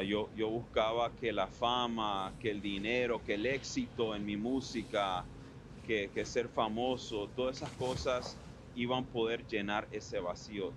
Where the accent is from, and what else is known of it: Miami, Florida, United States; born or raised there; also born or lived in Ann Arbor, Michigan / Weston, Florida